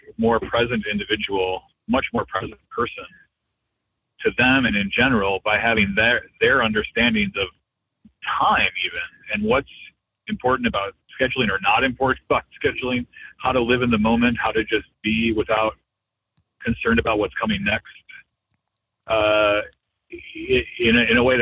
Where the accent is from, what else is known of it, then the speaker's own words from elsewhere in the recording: United States; I'm so American, so Western in how everything needs to be on time